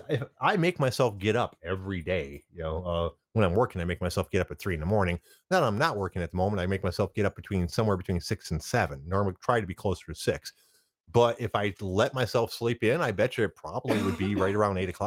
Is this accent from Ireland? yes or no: no; Germany; also born or lived in United Kingdom; And as as much as I'd like to be from the Caribbean, I'm I'm from Germany and and Britain.